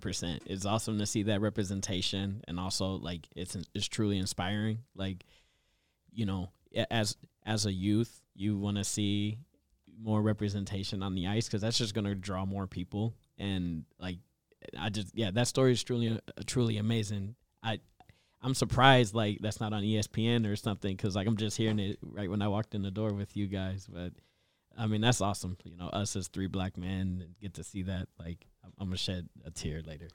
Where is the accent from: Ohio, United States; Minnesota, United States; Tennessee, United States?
Minnesota, United States; Minneapolis; I grew up in Southside, Minneapolis